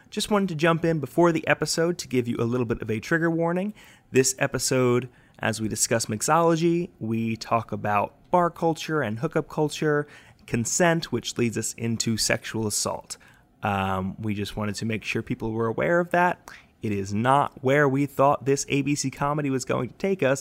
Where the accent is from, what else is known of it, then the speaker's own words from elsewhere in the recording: United Kingdom; I'm a British chap